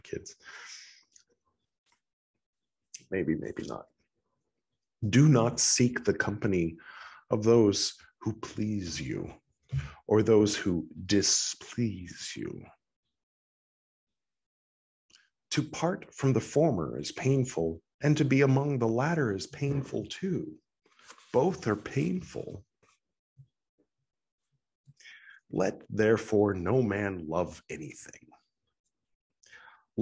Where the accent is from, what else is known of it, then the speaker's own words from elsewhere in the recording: California, United States; I'm from California